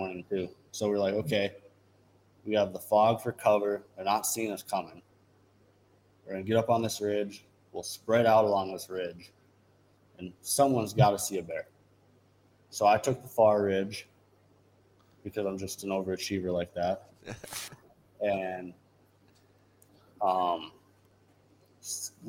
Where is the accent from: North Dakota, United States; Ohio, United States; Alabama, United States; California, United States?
North Dakota, United States; Dickinson; we're all from Dickinson.